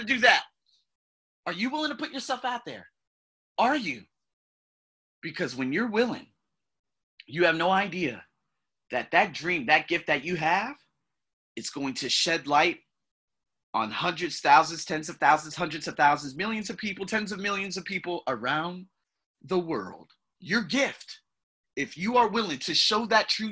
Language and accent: English; United States; I'm an American with about 7 to 10 different heritage.